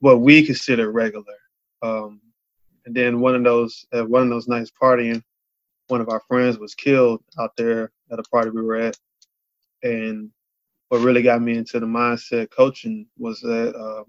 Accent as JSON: {"language": "English", "town": "Charlotte", "region": "North Carolina", "country": "United States", "said": "I'm from Charlotte."}